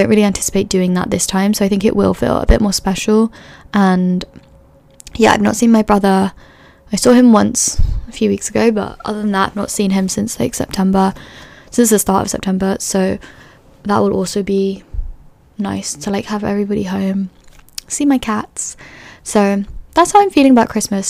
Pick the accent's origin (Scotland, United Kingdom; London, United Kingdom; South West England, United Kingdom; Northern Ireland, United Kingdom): London, United Kingdom; moved away as an adult; also born or lived in Edinburgh; growing up in London